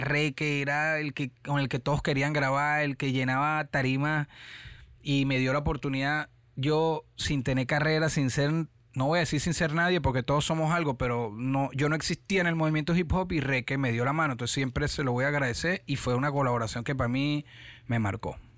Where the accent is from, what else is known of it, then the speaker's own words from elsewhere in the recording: Caracas, Capital District, Venezuela; moved away as an adult; also born or lived in San Diego, Carabobo / Panama / Orlando / Miami; now in United States; Soy de Caracas